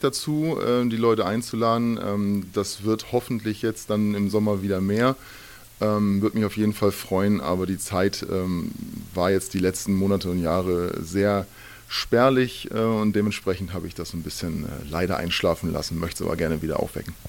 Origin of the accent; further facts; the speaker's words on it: Hamburg, Germany; Ich bin in Hamburg geboren